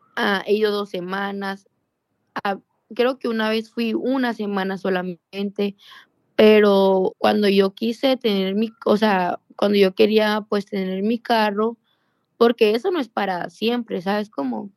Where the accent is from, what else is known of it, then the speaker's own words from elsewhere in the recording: Sonora, Mexico; yo soy de Sonora y ahí donde trabajo pues me queda como a 14 horas en autobús